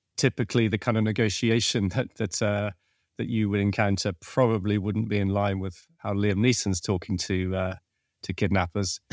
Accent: Venezuela; moved away; I was born in Venezuela, and so I, I had a, a Spanish-speaking capability, and I'd studied Spanish as well

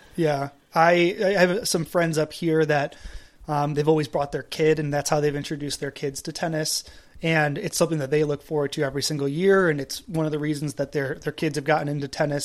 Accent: East Coast, United States; I grew up on the East Coast.

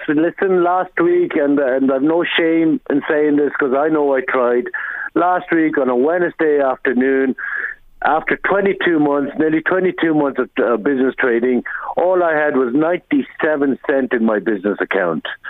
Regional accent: Ireland; I'm uh, born and raised in Ireland

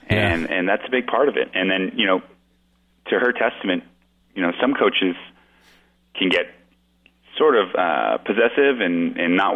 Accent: Florida, United States; born there; You know, actually, I was born in Florida, Marty.

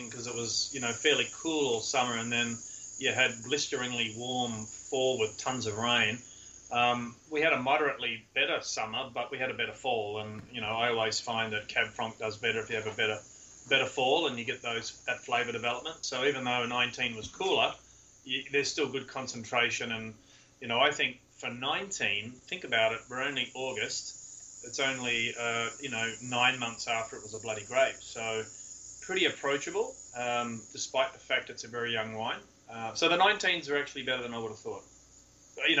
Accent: Ottawa Valley, Ontario, Canada; moved away; I'm from the Ottawa Valley

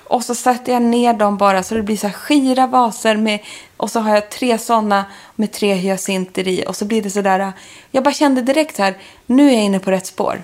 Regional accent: Stockholm, Stockholm County, Sweden; also born or lived in London; Vi skulle ha julbröllop hemma i Stockholm

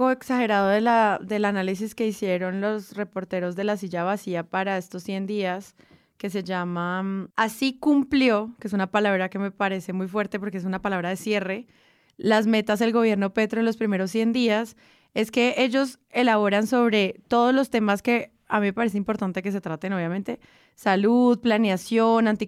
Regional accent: Colombia; que en el fondo es lo que obviamente todos como colombianos queremos.

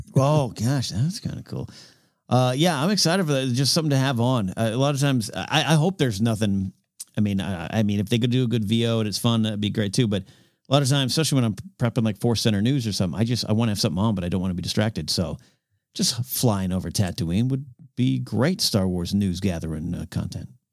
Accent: Pismo Beach, California, United States; growing up near Pismo Beach, California

